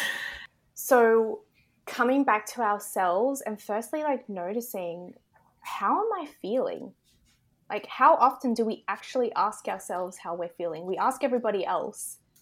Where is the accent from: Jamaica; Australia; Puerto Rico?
Australia; accent: Australian; I am in Australia, if you can't tell by my accent